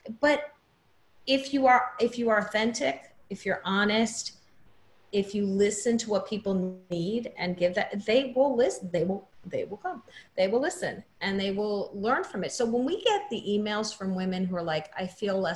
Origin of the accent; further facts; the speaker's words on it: New Jersey shore, United States; I grew up in New Jersey on the shore